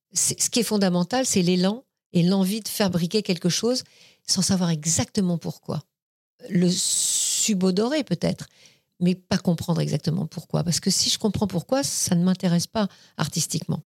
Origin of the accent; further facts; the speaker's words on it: Paris, Île-de-France, France; also born or lived in Vierzon area; je suis née dans le 14e arrondissement. Je suis née dans la clinique Sarrette, rue Sarrette. J'ai grandi. Après, je suis restée dans le 14e arrondissement jusqu'à l'âge de 12 ans, 12-13 ans